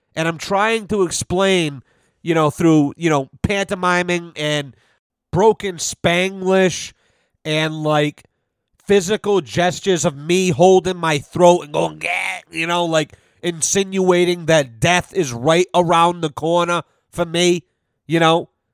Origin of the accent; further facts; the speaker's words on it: North Smithfield, Rhode Island, United States; growing up in North Smithfield